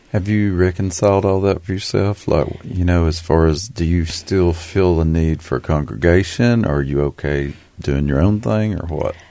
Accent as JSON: {"language": "English", "region": "Appalachia", "country": "United States", "said": "we both identify strongly as Appalachians."}